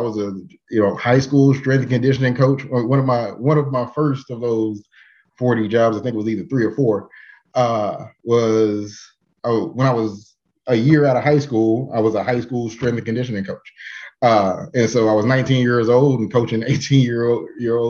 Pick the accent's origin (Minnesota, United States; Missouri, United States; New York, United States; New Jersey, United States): Missouri, United States; Kansas City; I'm from Kansas City. I've done a little bit, you know, graduated from Paseo High School